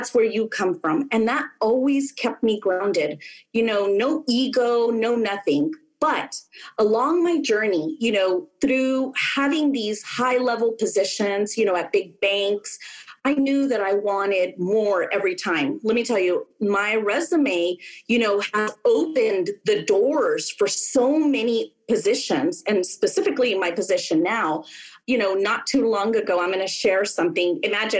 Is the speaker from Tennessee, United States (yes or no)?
no; California, United States; my home state of California